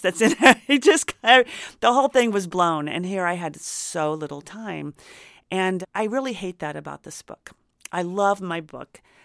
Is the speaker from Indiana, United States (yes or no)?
yes; Indiana, United States; now in Los Angeles, United States; I grew up in Indiana